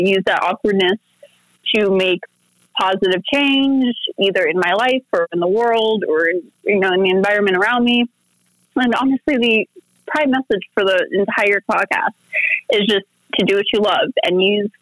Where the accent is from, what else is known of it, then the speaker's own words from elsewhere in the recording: United States; also born or lived in Oak Lawn, Illinois; now in Las Vegas, United States; So I was born in Vegas. But I was like half raised in Chicago. I was half raised in Oak Lawn. I spent a lot of my childhood running around in the snow up there